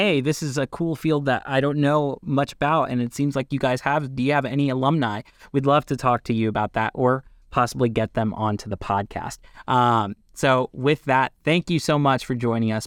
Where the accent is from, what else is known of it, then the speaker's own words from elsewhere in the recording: Lebanon, Pennsylvania, United States; I am from L-, Lebanon, Pennsylvania